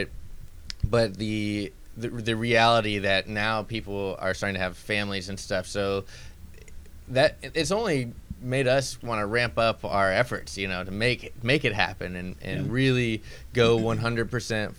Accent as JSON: {"language": "English", "town": "Clarksville", "region": "Tennessee", "country": "United States", "tie": "born or raised there", "said": "I grew up just outside of Nashville in Clarksville, Tennessee."}